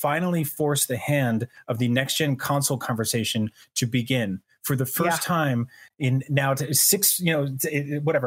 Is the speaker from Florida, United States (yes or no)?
no; New Jersey, United States; also born or lived in New York City; growing up in New Jersey